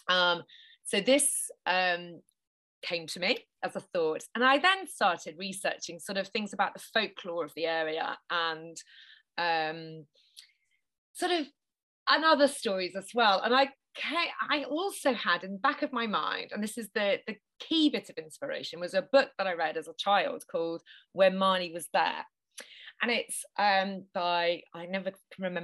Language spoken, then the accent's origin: English; Norwich, East of England, United Kingdom; moved away as an adult; also born or lived in Japan; I'm from Norwich in Norfolk